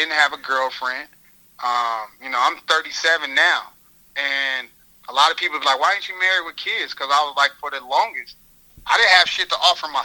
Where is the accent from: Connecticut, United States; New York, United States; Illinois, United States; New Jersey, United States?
Illinois, United States; Carbondale; moved away; I come from Carbondale, Illinois